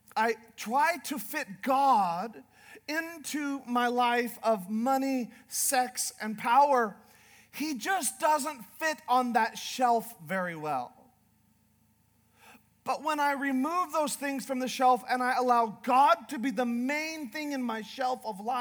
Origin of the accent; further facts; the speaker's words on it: Northern Canada, Canada; now in Idaho, United States; I'm from Canada. I'm from Northern Canada.